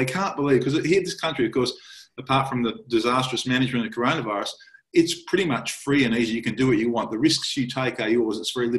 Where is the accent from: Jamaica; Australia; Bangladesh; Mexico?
Australia; Melbourne, Victoria; I say, I'm from Melbourne in Australia.